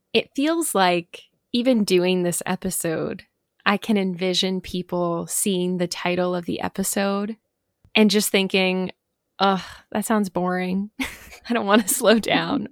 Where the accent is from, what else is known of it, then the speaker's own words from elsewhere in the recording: New Jersey, United States; I grew up in New Jersey.